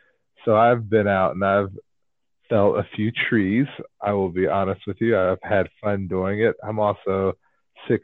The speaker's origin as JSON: {"language": "English", "town": "Newport News", "region": "Virginia", "country": "United States", "said": "I'm city boy from Newport News, Virginia, going up to Michigan farmland"}